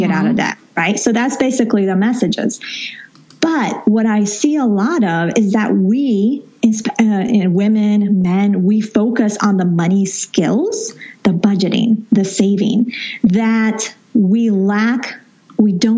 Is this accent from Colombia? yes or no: yes; Colombia; moved away; I was born there, grew up there for a good time of my life